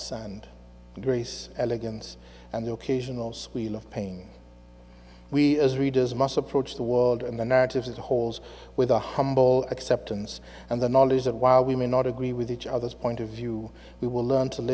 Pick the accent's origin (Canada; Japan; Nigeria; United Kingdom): Nigeria; Afikpo, Ebonyi; now in United States; I was born in December 1966 in a small Igbo town in southeastern Nigeria called Afikpo